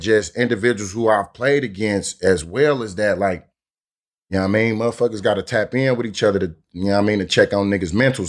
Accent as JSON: {"language": "English", "town": "Oakland", "region": "California", "country": "United States", "said": "I'm from North Oakland, straight up, Ice City, represented four hundred"}